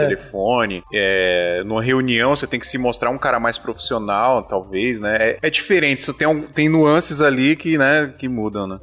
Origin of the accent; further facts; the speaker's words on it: Paraíba, Brazil; moved away; Eu sou da Paraíba